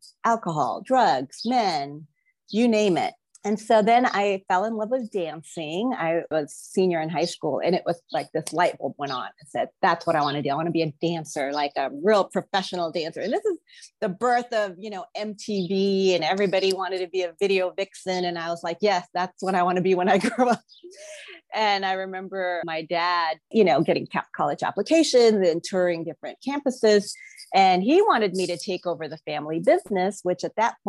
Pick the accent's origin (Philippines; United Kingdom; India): Philippines; moved away; I was born in the Philippines. I grew up in a family of politicians.